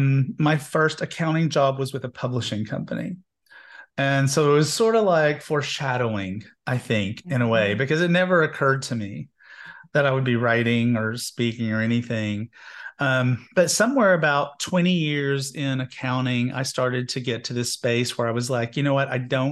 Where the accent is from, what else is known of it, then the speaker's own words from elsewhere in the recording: Knoxville, Tennessee, United States; I grew up gay in Knoxville, Tennessee, and somewhere in my early 20s, the Methodist Church loved to like do revolving doors on their ministers.